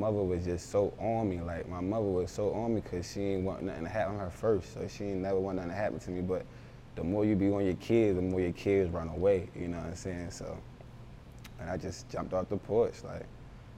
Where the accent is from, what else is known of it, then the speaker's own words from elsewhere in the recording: Philadelphia, Pennsylvania, United States; also born or lived in Baltimore, Maryland; I was born in Baltimore, but I was raised in Philly.